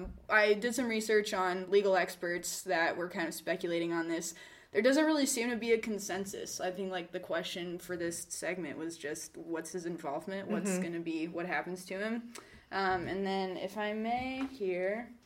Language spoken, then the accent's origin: English; Georgia, United States; Part of the reason is because I'm from Georgia.